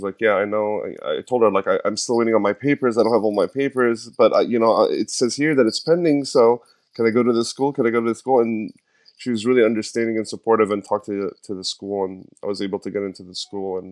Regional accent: Egypt; also born or lived in New York / San Francisco; now in Los Angeles, United States; I was born in Egypt in 1984. I grew up in a middle-class family. At some point, I had to leave the country

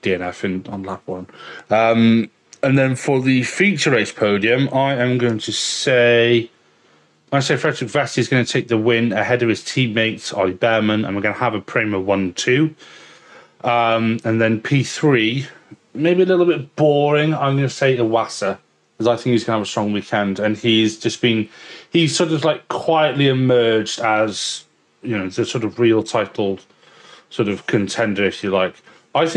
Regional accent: Wales, United Kingdom; accent: fairly middle class; you've got a fairly middle class accent like mine. Even if I am Welsh

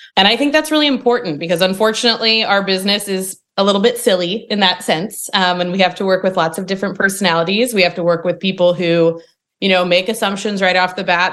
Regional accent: Indiana, United States; now in Nashville, United States; I'm from Indiana originally

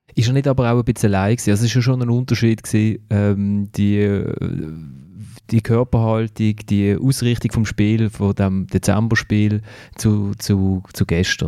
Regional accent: Basel, Basel-Stadt, Switzerland; also erst Mal bin ich gebürtiger Basler und nicht Berufsbasler

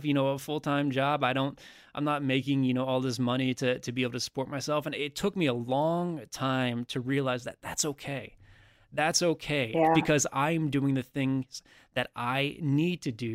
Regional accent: United States; somebody who was born and raised and lived in America my entire life

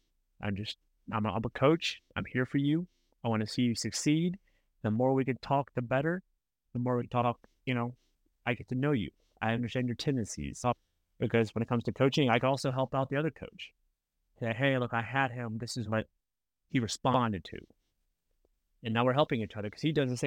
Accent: United States; I'm an American coach down there in the Dominican

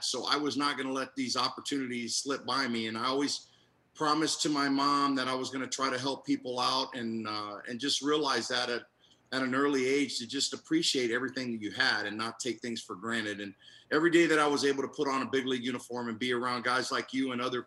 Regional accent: Tampa, Florida, United States; I was a little kid growing up in Tampa, and I grew up in a Hispanic community

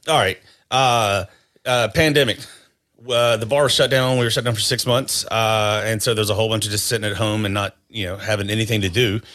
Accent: North Carolina, United States; grew up in North Carolina

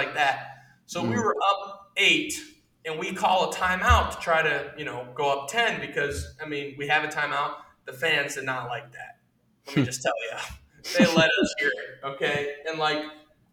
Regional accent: United States; as an American

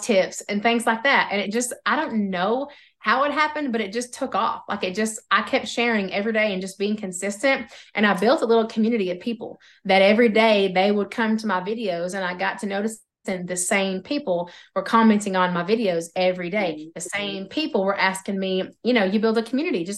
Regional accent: Oklahoma, United States; accent: Oklahoma; my Oklahoma accent

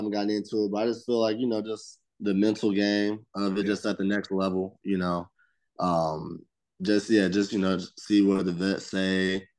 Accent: Georgia, United States; And I mean, I was from Georgia, so it was SEC.

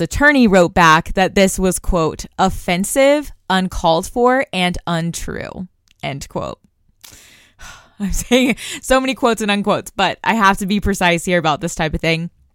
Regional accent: Tulsa, Oklahoma, United States; I'm from Tulsa, Oklahoma

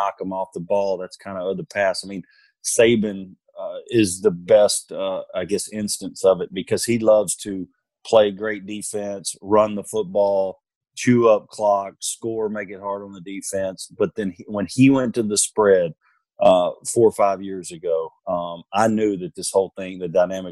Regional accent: Louisiana, United States; moved away; I grew up in Louisiana, and I'm actually here this week

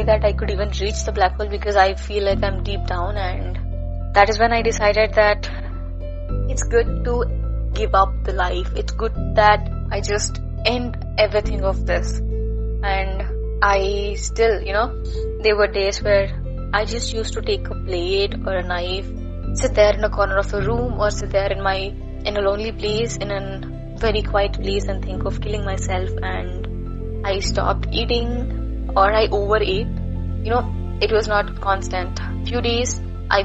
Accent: Andhra Pradesh, India; I am from Andhra Pradesh

